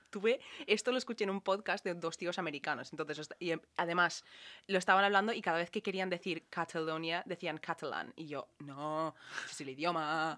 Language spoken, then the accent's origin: Spanish; Ireland; now in Spain; que hacíamos en Irlanda